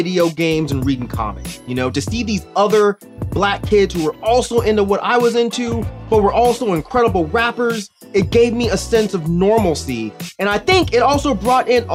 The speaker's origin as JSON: {"language": "English", "region": "California", "country": "United States", "tie": "born or raised there", "said": "my home state of California"}